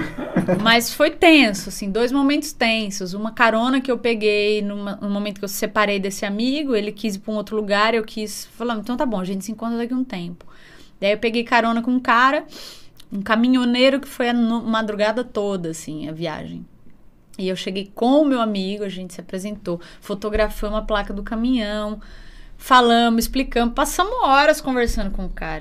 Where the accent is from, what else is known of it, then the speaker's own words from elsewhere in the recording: Bauru, São Paulo, Brazil; also born or lived in Jaú; Então, eu nasci em Jaú, uhum. mas com cinco anos eu já fui para Bauru